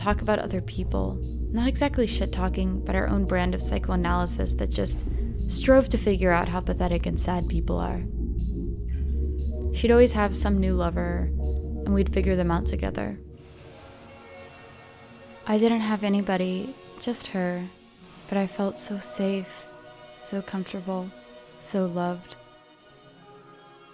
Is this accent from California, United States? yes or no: yes; Avalon, California, United States; moved away as an adult; my hometown, Catalina Island in California